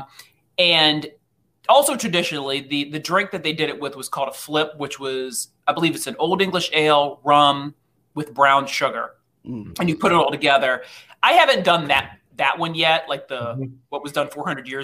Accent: Ohio, United States; I'm from Ohio

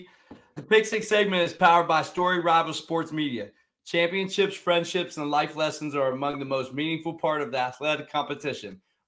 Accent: Youngstown, Ohio, United States; now in Columbus, United States; I'm from Youngstown.

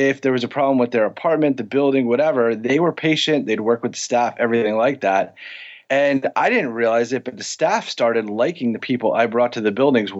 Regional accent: New York City, New York, United States; I grew up in the Bronx in upstate New York

